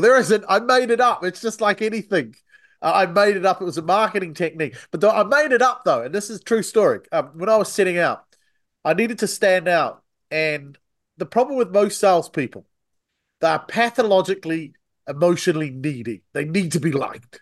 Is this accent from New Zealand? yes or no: yes; New Zealand; accent: Antipodean; now in United Kingdom; I'm originally from New Zealand